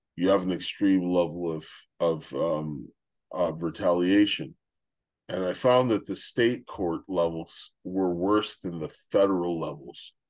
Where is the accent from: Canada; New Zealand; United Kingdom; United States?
Canada; moved away as an adult; I'm Canadian